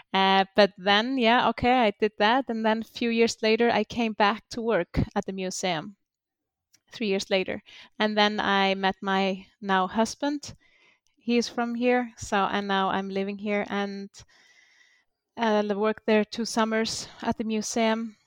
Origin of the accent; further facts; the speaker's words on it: Iceland; we came from Norway. Most of the settlers here